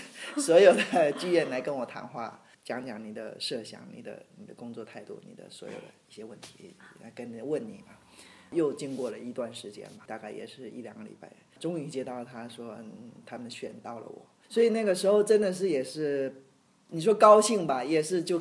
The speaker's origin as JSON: {"language": "Chinese", "country": "Taiwan", "tie": "born or raised there", "said": "我是台湾出生，但其实我父母是河南的。"}